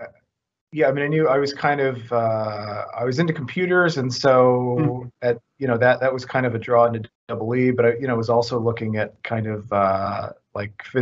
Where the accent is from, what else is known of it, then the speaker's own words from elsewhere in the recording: Georgetown, Indiana, United States; also born or lived in Louisville, Kentucky / West Lafayette, Indiana; I grew up in Georgetown, Indiana. So it's across, it's Louisville Metro